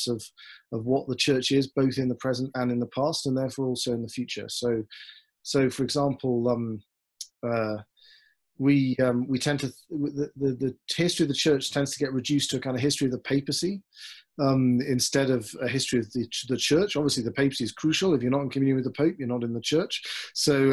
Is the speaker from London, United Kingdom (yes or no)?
no; Newcastle upon Tyne, North East England, United Kingdom; moved away as an adult; also born or lived in Oxford / Austria / Aberdeen; now in Denver, United States; I'm from England, from the northeast of England, Newcastle upon Tyne